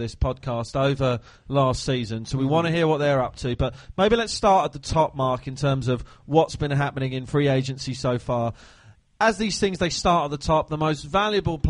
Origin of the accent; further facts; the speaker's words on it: Surrey, South East England, United Kingdom; I hail from Surrey myself. Yes, perfect. I do. My family, born and bred there. We're all Surrey people.